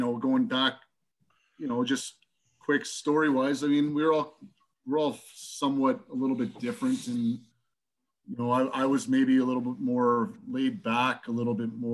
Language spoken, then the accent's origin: English; Mississauga, Ontario, Canada; we grew up in Loren Park. We're Mississauga boys